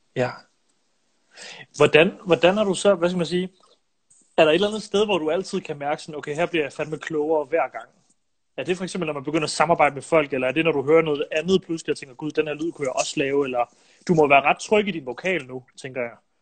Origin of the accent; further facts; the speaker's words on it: Silkeborg, Central Denmark Region, Denmark; jeg er jo fra Silkeborg selv